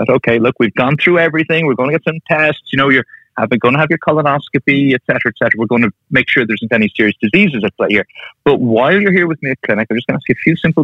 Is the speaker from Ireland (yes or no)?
yes; Ireland; moved away as an adult; now in United Kingdom; I'm from Ireland. That's where I grew up and trained. That's where my family are. But I now live with my wife and kids in the UK